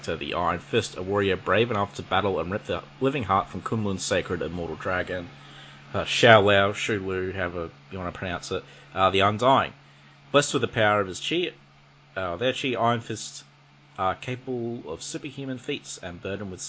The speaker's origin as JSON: {"language": "English", "country": "Australia", "said": "I'm from Australia"}